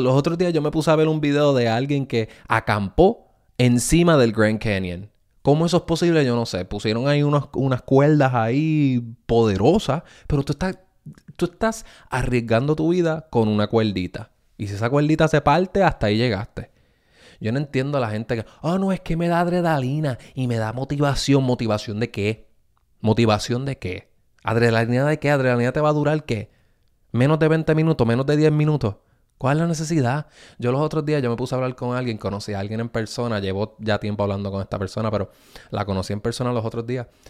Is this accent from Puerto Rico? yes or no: yes; Puerto Rico; yo me crié en Puerto Rico